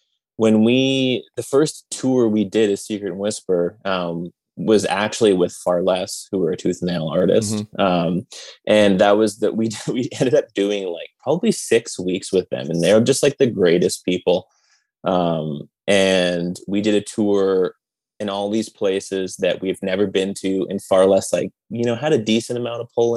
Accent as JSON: {"language": "English", "country": "Canada", "said": "being a Canadian band"}